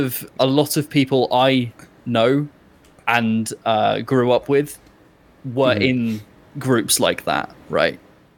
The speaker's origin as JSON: {"language": "English", "region": "England", "country": "United Kingdom", "said": "it's very hard for me as an English person"}